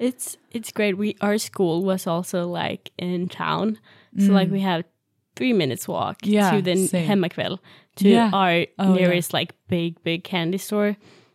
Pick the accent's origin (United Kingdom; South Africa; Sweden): Sweden; English is a second language; now in United States; I don't know how it is in other countries either, but, like, I'm just talking from Sweden. Because that's the only thing I know.